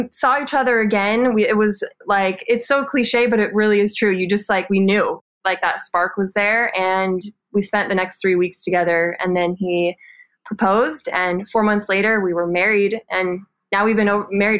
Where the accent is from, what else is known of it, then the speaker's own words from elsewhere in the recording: Southern California, United States; also born or lived in Washington State; Yeah, I grew up in Southern California. Most of my life was lived there. And for a few short years, 4 years, my family actually moved to Washington State.